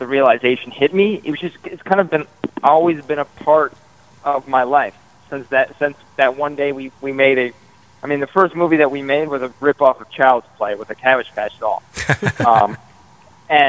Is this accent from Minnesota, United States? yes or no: yes; Minnesota, United States; we grew up in Minnesota